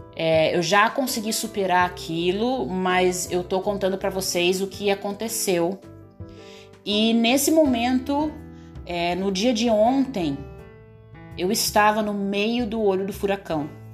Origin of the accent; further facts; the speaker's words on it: a port city in Paraná, Brazil; now in Joinville, Brazil; é o berço da civilização do Paraná, é a minha cidade natal